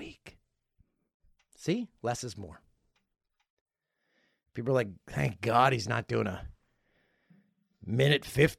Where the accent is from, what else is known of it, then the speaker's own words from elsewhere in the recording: Peterborough, Ontario, Canada; Way down on the list is my hometown of Peterborough.